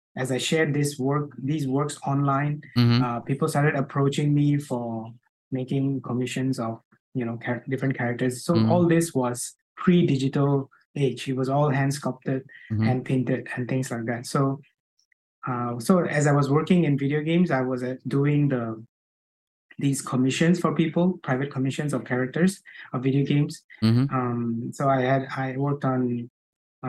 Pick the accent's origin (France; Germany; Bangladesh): Bangladesh; moved away as an adult; now in Singapore; So I'm originally from Bangladesh. Mm-hmm. So I came to Singapore to study, which was 20 years ago.